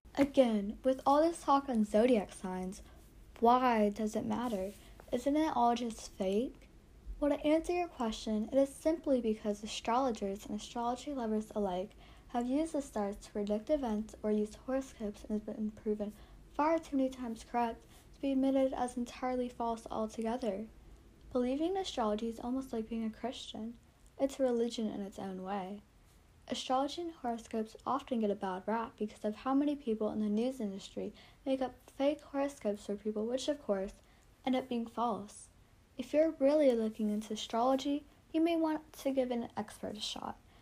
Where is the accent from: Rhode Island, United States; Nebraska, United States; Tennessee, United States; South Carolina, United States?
South Carolina, United States; I'm 13 and I'm from South Carolina